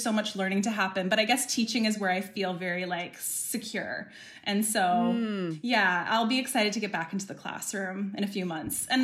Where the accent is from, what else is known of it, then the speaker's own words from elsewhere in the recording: Ontario, Canada; moved away as an adult; also born or lived in Calgary, Alberta; I'm originally from Ontario